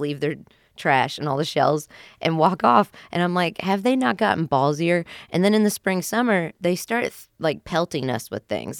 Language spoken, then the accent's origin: English; West Virginia, United States; I grew up in West Virginia